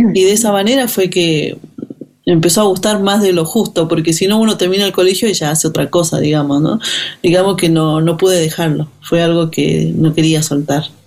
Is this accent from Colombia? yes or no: no; Finca Santiago, Iruya, Salta, Argentina; moved away; Yo nací en la comunidad indígena de Finca Santiago, que queda en el departamento de Irulla, en la provincia de Salta